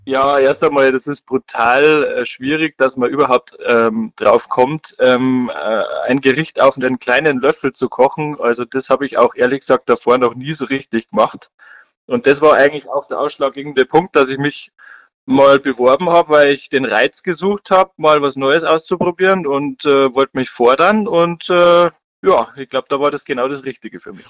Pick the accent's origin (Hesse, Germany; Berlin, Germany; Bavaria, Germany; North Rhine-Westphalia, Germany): Bavaria, Germany; Ich als Bayer